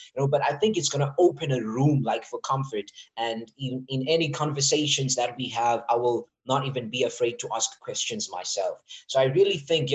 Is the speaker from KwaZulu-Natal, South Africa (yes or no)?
no; Witbank, Mpumalanga, South Africa; I grew up in Witbank